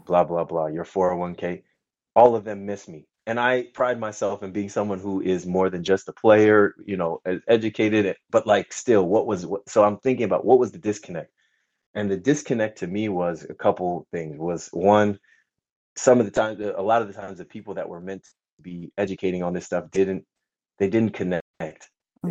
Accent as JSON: {"language": "English", "region": "California", "country": "United States", "tie": "born or raised there", "also_born_or_lived": "France / Germany / Poland", "said": "I was born here along with my two younger brothers um, and grew up out here in California"}